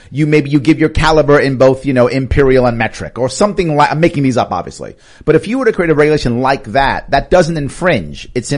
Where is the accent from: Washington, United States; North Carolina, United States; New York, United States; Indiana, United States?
New York, United States; I'm a New Yorker